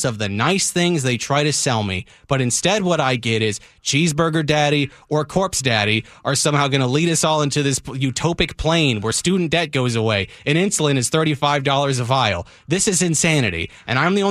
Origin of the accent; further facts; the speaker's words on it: United States; as an American